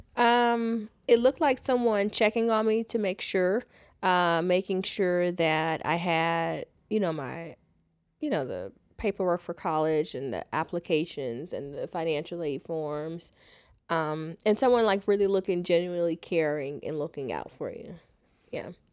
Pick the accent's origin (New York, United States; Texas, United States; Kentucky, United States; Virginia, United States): Texas, United States; Houston; Born and raised in Houston